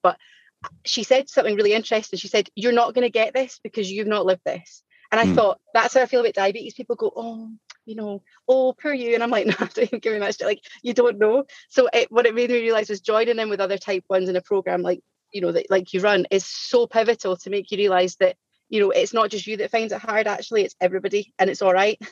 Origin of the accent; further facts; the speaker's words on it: Scotland, United Kingdom; I'm Scottish and I'm aware I speak really, really fast